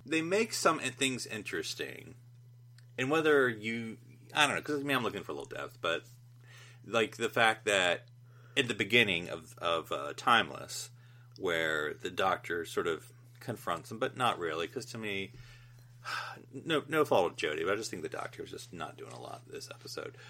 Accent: United States; as an American

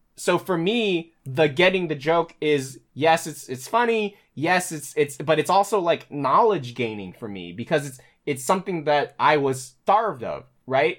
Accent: Chesapeake, Virginia, United States; also born or lived in Luray, Virginia; now in New York, United States; Chesapeake, Hampton Roads, that's where I grew up

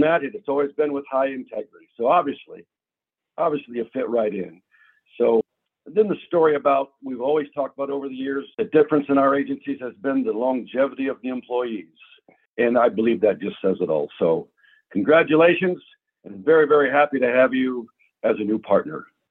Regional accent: Indiana, United States; I'm from Indiana

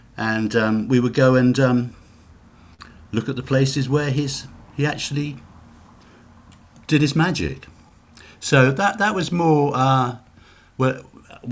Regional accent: United Kingdom; accent: British; I'm British

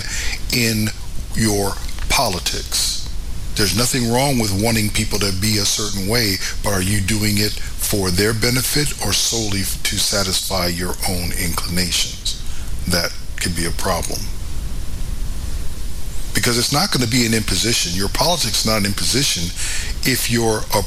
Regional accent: United States; I am an American, not just by birth

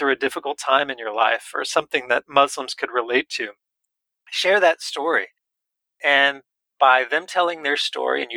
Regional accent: United States; We often, as American kind of workaholic, task-oriented people

